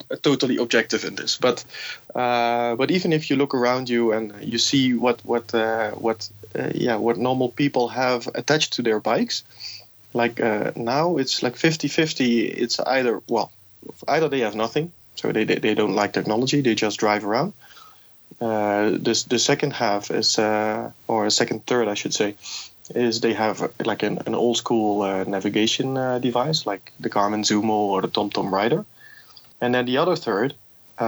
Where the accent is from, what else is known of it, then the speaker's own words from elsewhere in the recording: Amsterdam, North Holland, Netherlands; moved away as an adult; now in Mexico City, Mexico; I'm originally from Amsterdam in the Netherlands